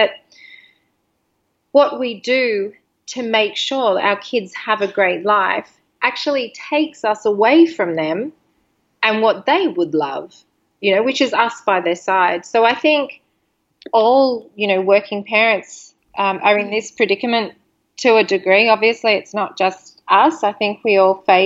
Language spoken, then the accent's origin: English; Sydney, New South Wales, Australia; moved away; We're from Sydney, Australia.